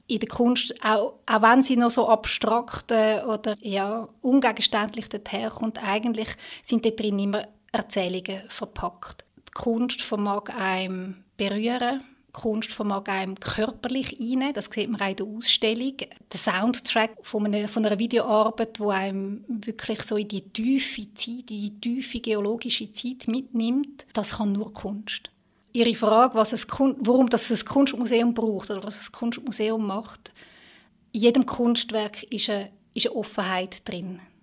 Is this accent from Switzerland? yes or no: yes; Switzerland; bei uns in der Schweiz